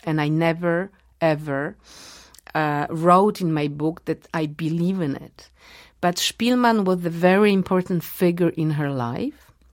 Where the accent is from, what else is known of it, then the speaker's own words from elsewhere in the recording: Warsaw, Masovian Voivodeship, Poland; English is a second language; I was born in Warsaw and uh, I had Polish parents and Polish friends, and I used to go to Polish schools